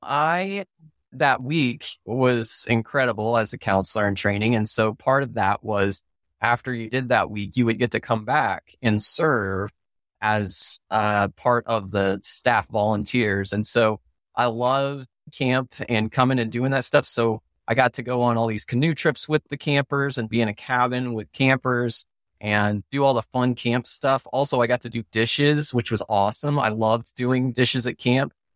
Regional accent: Oklahoma, United States; I grew up in Oklahoma, and that's where my family is

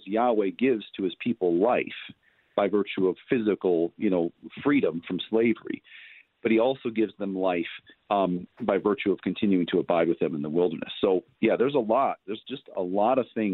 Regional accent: United States; we as American Christians

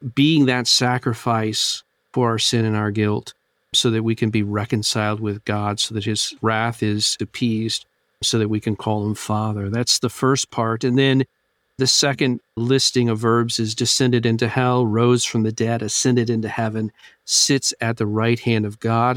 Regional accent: United States; as American Christians

